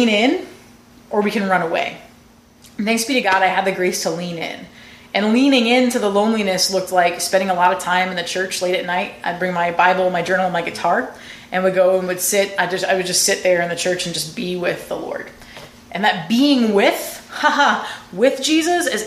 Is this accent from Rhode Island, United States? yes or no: yes; Rhode Island, United States; moved away as an adult; I'm from Rhode Island.